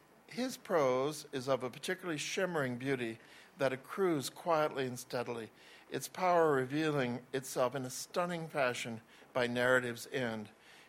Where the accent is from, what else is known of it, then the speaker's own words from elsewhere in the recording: Cincinnati, Ohio, United States; I was born in Cincinnati.